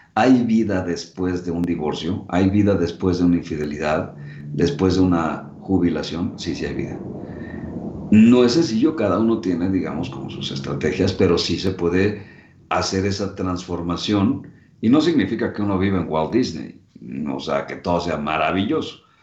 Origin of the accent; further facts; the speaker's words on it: Mexico; Saludos desde México